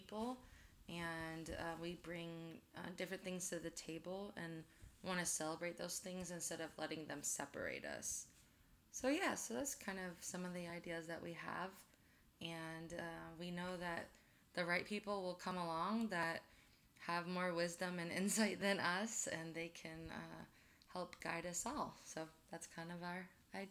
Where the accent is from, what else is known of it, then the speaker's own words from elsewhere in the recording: Memphis, Tennessee, United States; moved away as an adult; also born or lived in Chicago, United States; now in Omaha, United States; moved to Memphis, Tennessee when I was a kid. Spent most of my life there, but I'm kind of a confused Midwestern Southerner